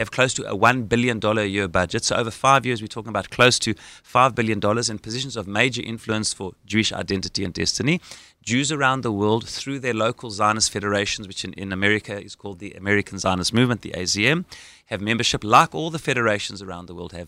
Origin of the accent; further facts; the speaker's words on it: Johannesburg, Gauteng, South Africa; accent: South African; moved away as an adult; now in Israel; having grown up in Johannesburg, South Africa